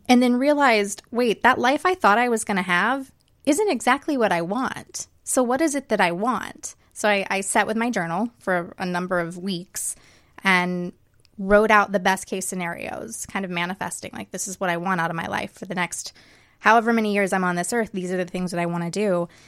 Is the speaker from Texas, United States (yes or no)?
no; outside of Atlanta, Georgia, United States; moved away as an adult; now in Los Angeles, United States; I was raised outside of Atlanta in the suburbs, and I have actually been in L A exactly eleven years